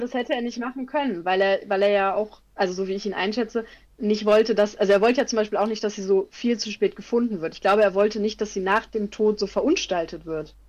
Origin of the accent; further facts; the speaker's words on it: Germany; ich bin Deutscher